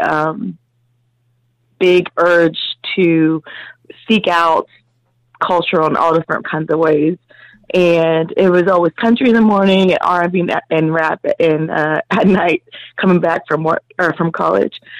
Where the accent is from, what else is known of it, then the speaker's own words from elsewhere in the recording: Midwest, United States; I grew up in the Midwest